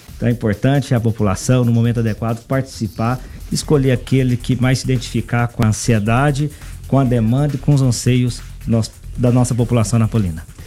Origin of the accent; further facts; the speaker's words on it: Anápolis, Goiás, Brazil; also born or lived in Ribeirão Preto / Campinas / Bauru; Sou anapolino, nasci em Anápolis em 1980